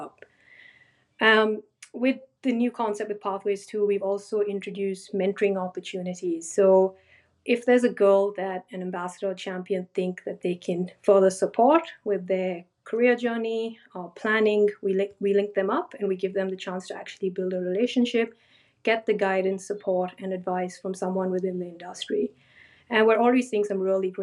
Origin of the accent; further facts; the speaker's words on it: India; now in Australia; when I grew up in India